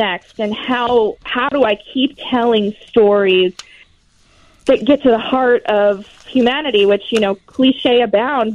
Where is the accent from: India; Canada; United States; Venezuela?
United States; Chicago, Illinois; accent: Chicago; moved away as an adult; now in Des Moines, United States; Chicago will always have my heart, and I can't tell you how many people start the conversation talking about my accent here.